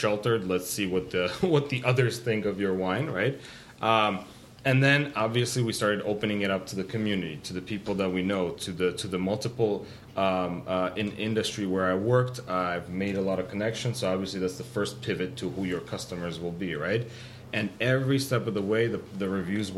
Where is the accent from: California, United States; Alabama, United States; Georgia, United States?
California, United States; We're a Californian-Armenian family